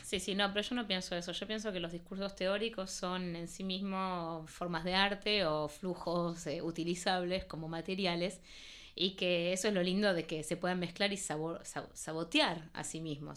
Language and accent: Spanish; Argentina; first language Spanish; moved away as an adult; also born or lived in Paris, France; yo nací en París, pero eh, mi idioma es el español. Mis padres son argentinos y yo crecí en Argentina.